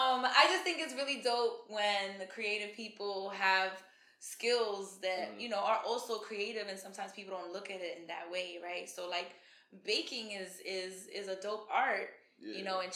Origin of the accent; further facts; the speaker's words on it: New York, United States; I'm from New York.